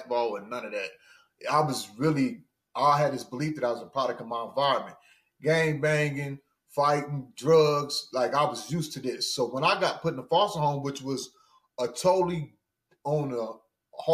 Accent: central Missouri, United States; also born or lived in Kansas; I'm originally from Missouri, a little bit east of Kansas City. I'm on central Missouri.

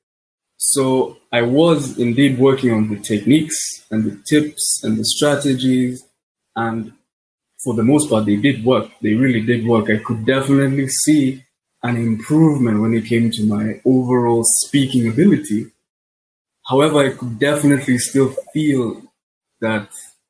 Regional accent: Kenya; I'm from Kenya.

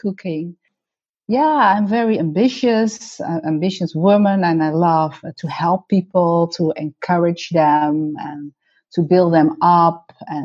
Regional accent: North Holland, Netherlands; also born or lived in Suriname / Heiloo; I'm Dutch. I was born in Suriname. When I was 1 year old, my parents and my brother came to the Netherlands, and we lived for 5 years in Heilo

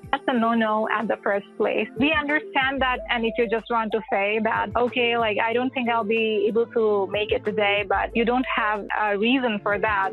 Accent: India; moved away as an adult; now in United States; Originally, I was born in India, and I've been in the states for almost five years now

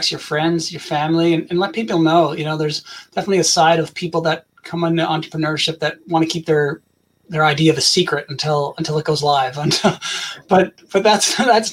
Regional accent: Canada; I'm from Canada

